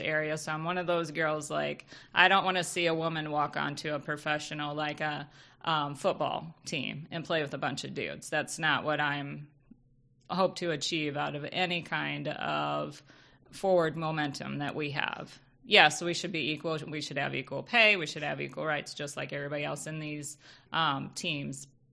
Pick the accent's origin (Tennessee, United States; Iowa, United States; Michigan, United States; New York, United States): Michigan, United States; we grew up in Michigan